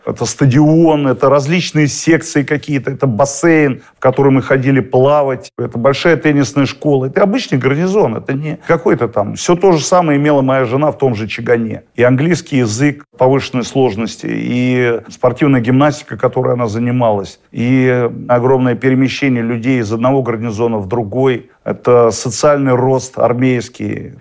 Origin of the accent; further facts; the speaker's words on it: Monino, Moscow Oblast, Russia; also born or lived in Rivne, Ukraine; в нашем гарнизоне военном, откуда я родом, в Монино.